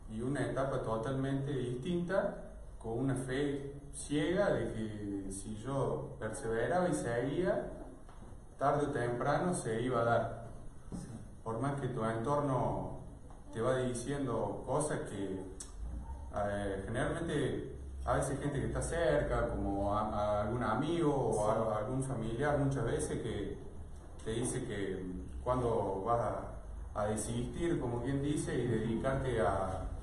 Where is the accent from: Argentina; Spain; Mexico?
Argentina; Hernando, Córdoba; Bueno, eh, la actividad deportiva yo comencé de chico en Hernando, en mi pueblo, pero con atletismo no, recuerdo bien qué habré tenido, me parece que 7, 8 años.